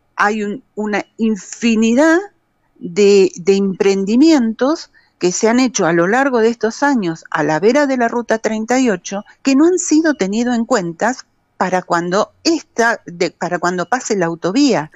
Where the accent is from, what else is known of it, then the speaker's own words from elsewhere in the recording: Cosquín, Córdoba, Argentina; los habitantes de Punilla sabemos, y en Cosquín lo hemos sufrido terriblemente